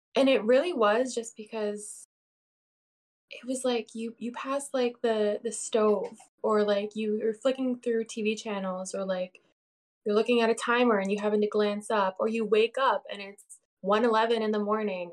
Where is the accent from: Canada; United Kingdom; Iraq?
Canada; I'm a Canadian